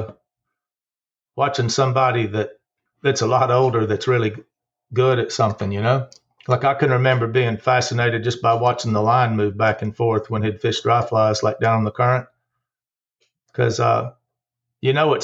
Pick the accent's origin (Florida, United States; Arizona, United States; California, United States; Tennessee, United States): Tennessee, United States; Greeneville; moved away as an adult; also born or lived in Ozarks / Missouri; now in Bryson City, United States; we moved to East Tennessee in 1968 when I was 5 years old. And so I grew up in Greenville, Tennessee